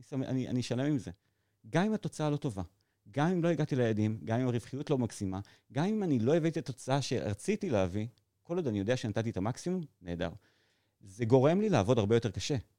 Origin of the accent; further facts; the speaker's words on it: Modi'in-Maccabim-Re'ut, Central District, Israel; גדלתי ברעות